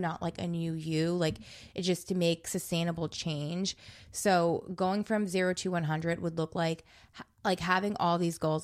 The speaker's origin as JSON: {"language": "English", "region": "New Jersey", "country": "United States", "said": "I'm from New Jersey"}